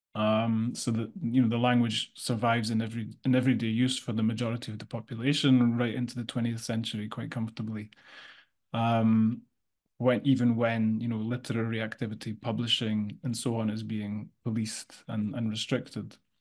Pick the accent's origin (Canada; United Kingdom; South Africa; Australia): United Kingdom; Scotland; I come from Scotland